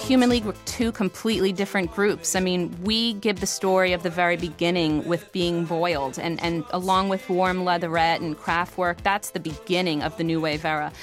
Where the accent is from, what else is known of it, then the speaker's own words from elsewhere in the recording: Weehawken, New Jersey, United States; Growing up in Weehawken, New Jersey